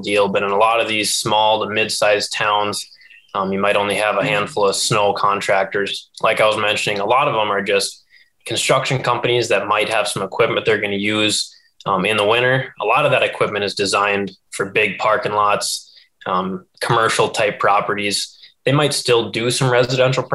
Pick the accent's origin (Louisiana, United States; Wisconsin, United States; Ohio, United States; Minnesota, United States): Minnesota, United States; Moorhead; moved away as an adult; now in Grand Rapids, United States; I'm born and raised in Moorhead, Minnesota